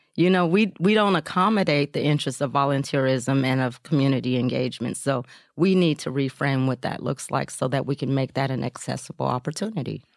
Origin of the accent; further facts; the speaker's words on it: Portland, Oregon, United States; I grew up here in Portland